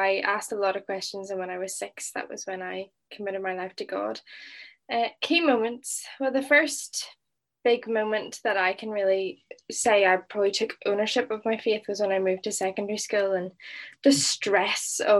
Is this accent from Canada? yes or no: no; Northern Ireland, United Kingdom; moved away as an adult; now in Liverpool, United Kingdom; I'm originally from Northern Ireland, as you can hear.